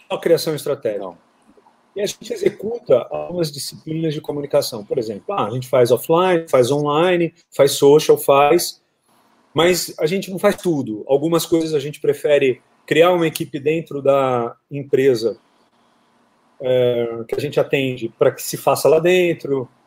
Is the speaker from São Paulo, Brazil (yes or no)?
yes; São José do Rio Preto, São Paulo, Brazil; moved away; also born or lived in Lisbon, Portugal; Eu sou do interior de São Paulo, de São José do Rio Preto, que é aí pertinho, né, de Araçatuba. E fui direto para Lisboa. Aí em Lisboa fiquei cinco anos.